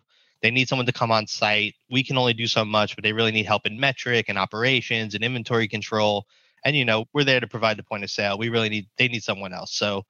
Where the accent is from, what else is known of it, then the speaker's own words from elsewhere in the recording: East Coast, United States; also born or lived in New York / New Jersey; So I grew up on the East Coast, where obviously cannabis has been illegal forever until now, where we're seeing it start to open, which is great. New York and New Jersey is where I call home